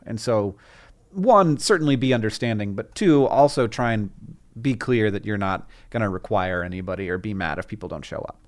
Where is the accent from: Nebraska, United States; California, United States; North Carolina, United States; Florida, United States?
Florida, United States; where I grew up in Florida